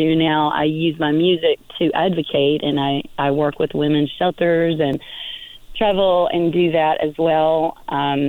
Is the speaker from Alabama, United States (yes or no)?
yes; Birmingham, Alabama, United States; now in Coachella Valley, United States; I was born in Birmingham, Alabama